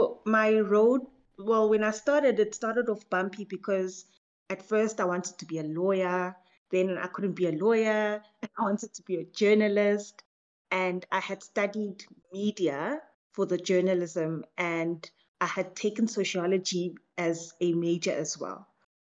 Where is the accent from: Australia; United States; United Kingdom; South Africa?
South Africa; Yes, and I'm still in South Africa. Yes.